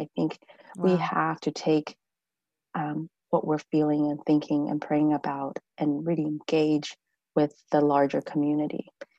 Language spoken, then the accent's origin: English; College Station, Texas, United States; I've been in this community most of my life. I grew up here in Bryan College Station, and I returned here when I got really pregnant and brought my husband home about 8-9 years ago to be back with my family.